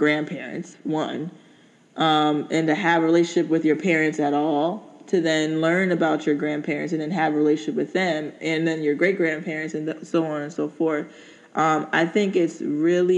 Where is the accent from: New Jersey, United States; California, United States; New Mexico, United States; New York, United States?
New Jersey, United States; Newark; also born or lived in Cross, South Carolina / South Orange, New Jersey; I grew up in Newark, New Jersey, in South Orange, you know, that area.